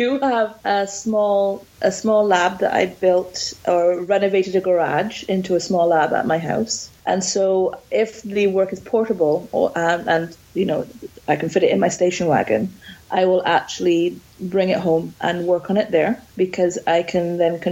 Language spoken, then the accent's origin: English; Barbados; I'm a dual national, but I grew up in Barbados